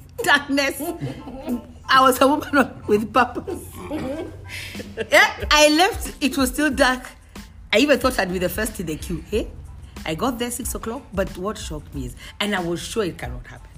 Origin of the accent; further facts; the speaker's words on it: Kenya; This is our country